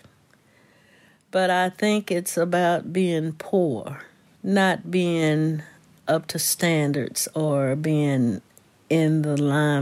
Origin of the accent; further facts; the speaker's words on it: Keystone, West Virginia, United States; We had a lot of fun things growing up in Keystone